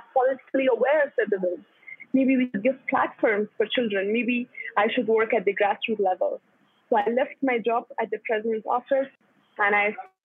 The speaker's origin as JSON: {"language": "English", "region": "Kabul", "country": "Afghanistan", "tie": "born or raised there", "also_born_or_lived": "Pakistan", "said": "I was born in 1992, just when the civil war in Afghanistan started. I went to Pakistan with my family. Then I came back to Kabul. I studied in a public school in Afghanistan until I finished my school."}